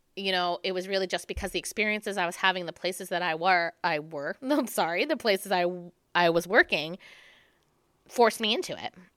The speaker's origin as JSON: {"language": "English", "region": "New Jersey", "country": "United States", "tie": "born or raised there", "also_born_or_lived": "New York City", "moved": "as an adult", "said": "growing up in New Jersey"}